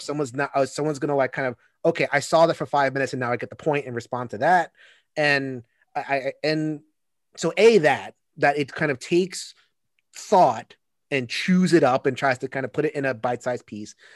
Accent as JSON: {"language": "English", "region": "New York", "country": "United States", "said": "as a New Yorker"}